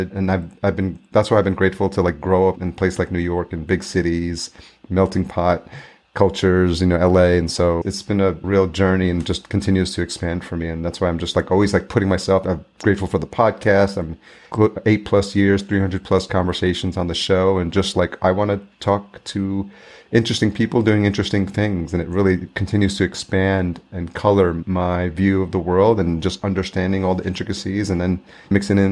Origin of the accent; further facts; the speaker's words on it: El Salvador; moved away; also born or lived in Atlanta; I'm Latino, I was born in El Salvador, so immigrant parents